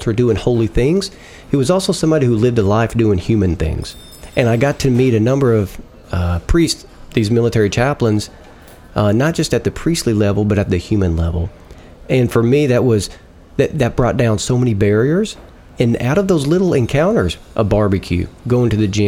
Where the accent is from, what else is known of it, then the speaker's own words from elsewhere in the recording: Arkansas, United States; accent: Southern; I grew up in the Protestant South here in Arkansas